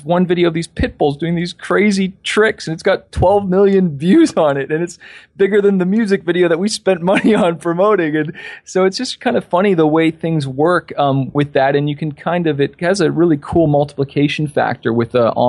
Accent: Toronto, Ontario, Canada; also born or lived in California; now in Toronto, Canada; I'm from Toronto, Canada. I've been in Cali for 3 years. My daughter was born there. And I'm back in Toronto because we had our daughter, so I wanted to be closer with family.

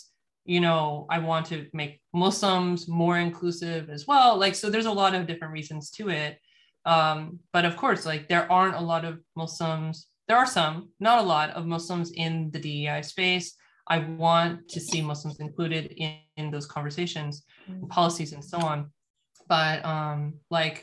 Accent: United States; I'm in the US, born and raised in the United States

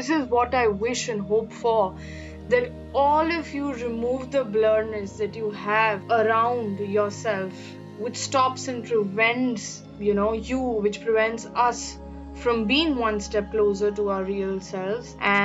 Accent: India; from India, a third year law student

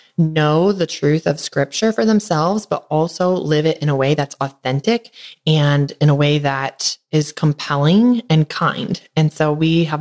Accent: Northern Michigan, United States; now in Tennessee, United States; I'm from Northern Michigan. So we came down to Tennessee to be warm.

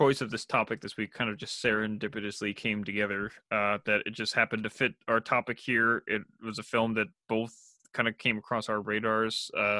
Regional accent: a town not far from Orcas Island, Washington, United States; my hometown is not that far from it, which was a very conservative town

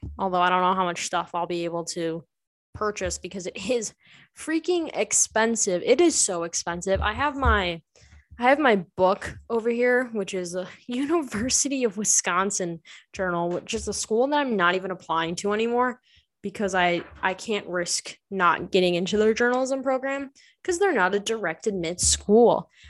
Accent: Ireland; it's okay because I'm Irish. So you can't judge me. Irish people like to swear.

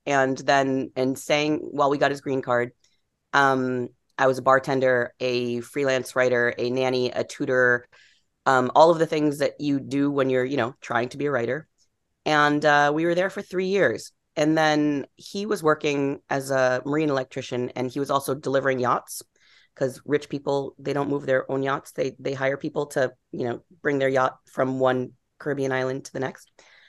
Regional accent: East Coast, United States; I'm from the East Coast. I'm going to live in New York. I'm going to be a novelist.

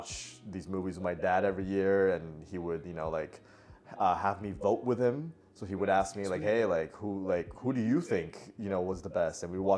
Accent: Miami, Florida, United States; also born or lived in Puerto Rico / Venezuela; now in Los Angeles, United States; I grew up in Miami for the most part, but I was born in Puerto Rico, moved around a lot when I was younger.

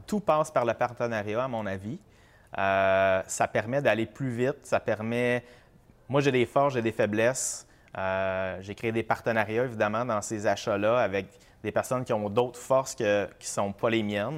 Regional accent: Sherbrooke, Quebec, Canada; now in Brossard, Canada; moi, j'habite Brossard, je suis originaire de Sherbrooke

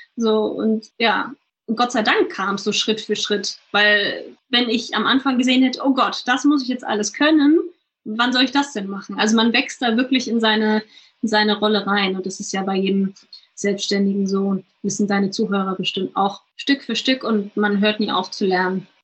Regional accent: Germany; bei uns in Deutschland

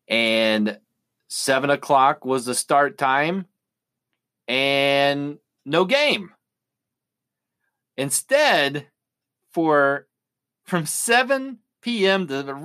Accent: Nitro, West Virginia, United States; my hometown of Nitro, West Virginia.

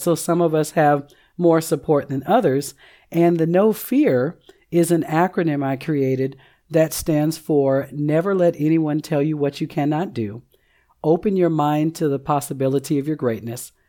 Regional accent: Seattle, Washington, United States; moved away as an adult; now in Oklahoma, United States; I'm originally from Seattle, Washington, relocated to Oklahoma in two thousand eight

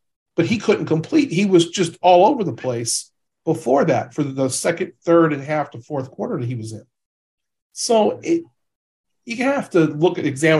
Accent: United States; I'm from America.

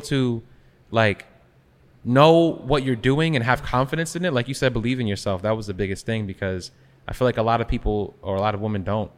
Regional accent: Long Island, New York, United States; growing up in Long Island

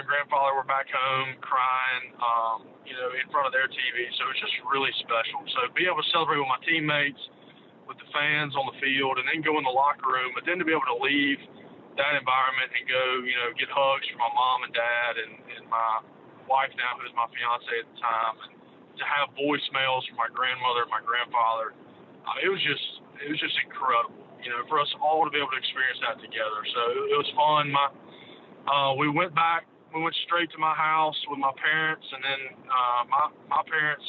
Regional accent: Jackson, Mississippi, United States; I grew up in Jackson

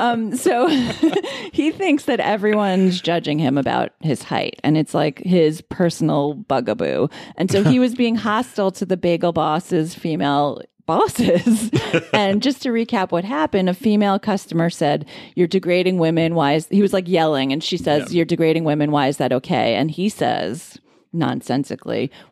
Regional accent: Roslyn, New York, United States; I'm from Roslyn.

